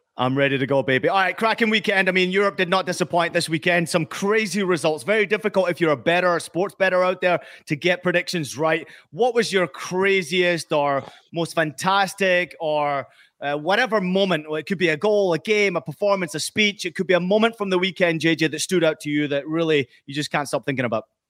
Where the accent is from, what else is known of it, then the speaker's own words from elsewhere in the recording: United States; as an American